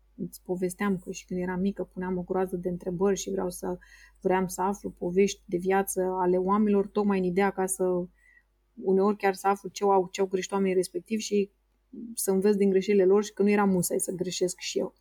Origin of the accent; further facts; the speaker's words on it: Romania; ca și român, plec de undeva de la minus